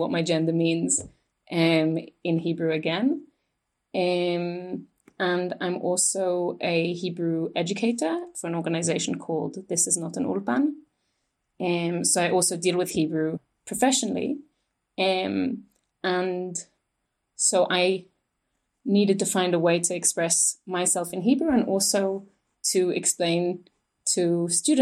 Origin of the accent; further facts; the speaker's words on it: England, United Kingdom; moved away as an adult; now in Jerusalem, Israel; I was born in Israel, in Jerusalem, and I moved to England as a child